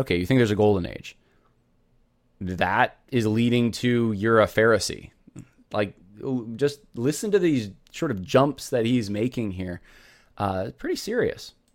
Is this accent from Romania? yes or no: no; California, United States; I was born in California